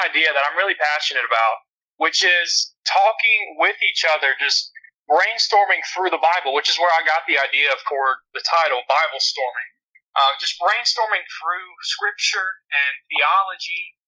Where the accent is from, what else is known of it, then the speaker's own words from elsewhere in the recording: Alabama, United States; moved away as an adult; also born or lived in Memphis, Tennessee; now in Little Rock, United States; I'm originally from Alabama, and that's where all of my family lives still, except for me.